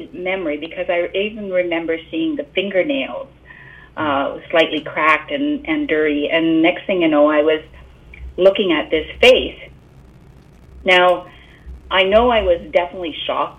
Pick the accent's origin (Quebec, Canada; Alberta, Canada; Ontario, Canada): Ontario, Canada; South Porcupine; I was born and raised in South Porcupine. If you want to know, that's near Timmins.